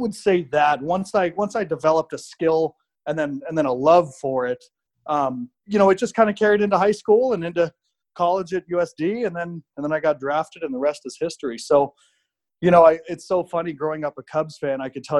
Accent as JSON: {"language": "English", "region": "Arizona", "country": "United States", "tie": "born or raised there", "also_born_or_lived": "Minnesota"}